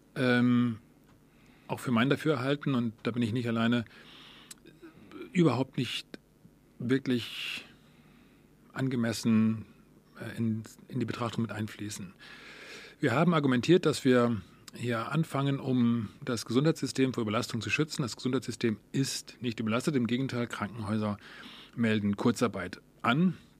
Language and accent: German; Germany; bei uns in Deutschland